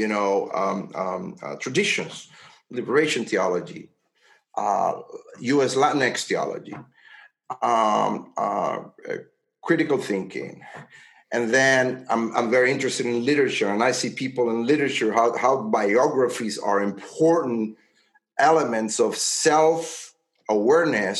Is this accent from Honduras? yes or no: yes; Honduras; now in United States; I was born in Honduras, my grandfather was a white from the South, and my great-grandfather was from Great Britain